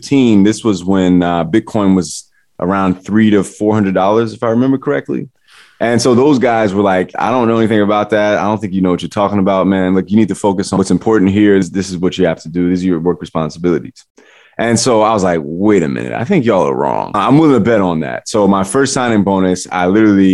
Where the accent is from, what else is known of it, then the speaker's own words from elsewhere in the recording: Chicago, Illinois, United States; moved away as an adult; also born or lived in New York City; that dude from the South Side of Chicago